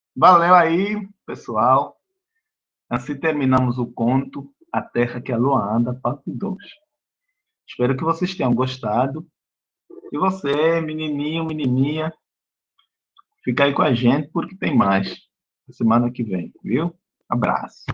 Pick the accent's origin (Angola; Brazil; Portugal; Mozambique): Angola; Eu sou africano. O nome do meu país é Angola.